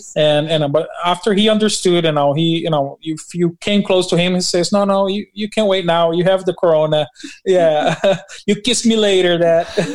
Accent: Brazil; also born or lived in Newark, New Jersey, United States; now in New Jersey, United States; I'm from Brazil and we pastor in Newark, New Jersey

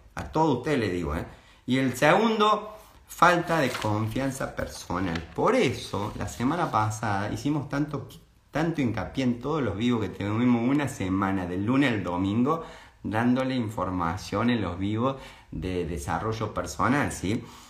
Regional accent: Córdoba, Argentina; accent: cordobés tonada; sos muy cordobés

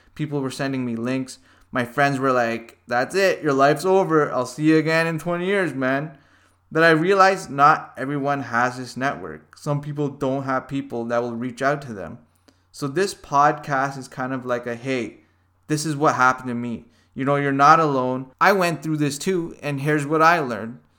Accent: Hamilton, Ontario, Canada; I was born and raised in Hamilton, Ontario

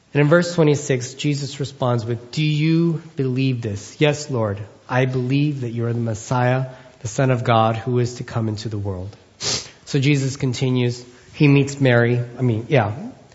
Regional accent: Philippines; As a Filipino man

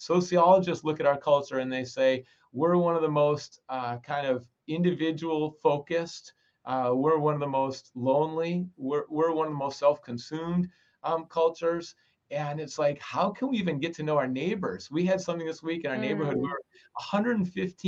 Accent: Minnesota, United States; I grew up in Minnesota and it's so cold in the winter

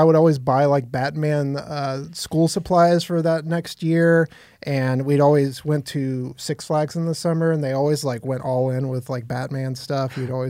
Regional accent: United States; I'm an American.

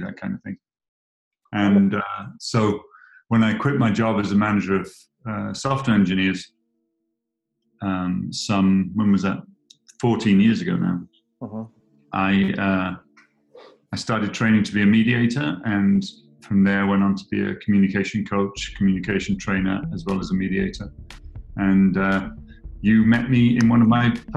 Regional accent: England, United Kingdom; moved away as an adult; now in United States; I'm from England, but when I came to live in the States 21 years ago

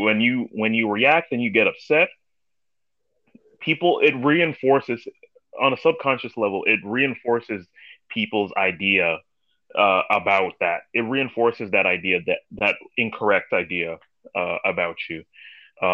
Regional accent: New York City, New York, United States; I was born and raised in Brooklyn, New York.

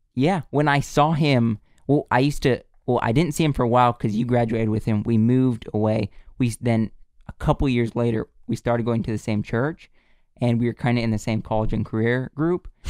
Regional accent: United States; we're from America

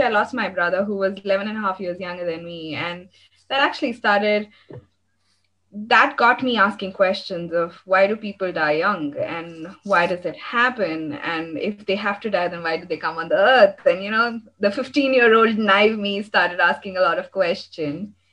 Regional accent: India; I am from India

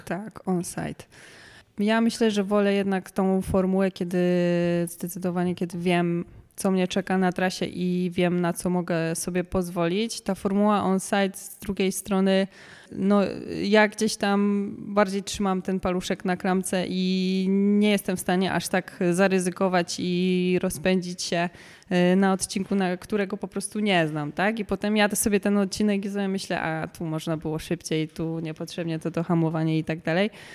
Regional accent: Kielce, Świętokrzyskie Voivodeship, Poland; moved away as an adult; also born or lived in Warsaw; do Kielc, do mojego, mojego rodzinnego miasta

